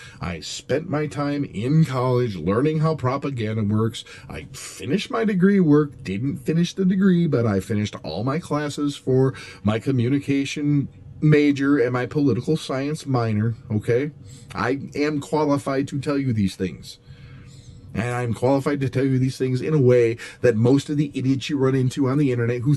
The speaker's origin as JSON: {"language": "English", "country": "United States", "said": "as an American citizen"}